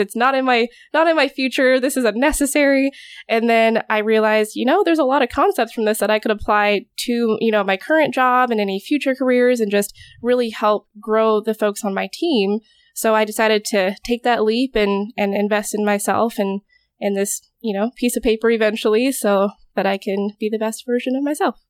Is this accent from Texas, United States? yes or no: no; Alaska, United States; moved away as an adult; also born or lived in Corvallis, Oregon; now in Oregon, United States; I went through community college back home. I'm originally from Alaska